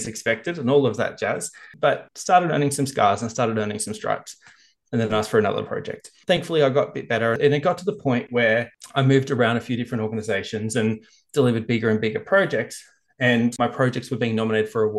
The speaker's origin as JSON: {"language": "English", "country": "Australia"}